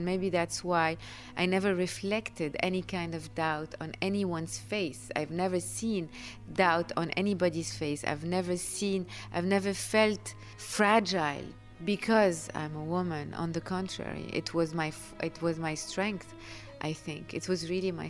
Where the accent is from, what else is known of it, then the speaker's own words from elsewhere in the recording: Lebanon; We come from Lebanon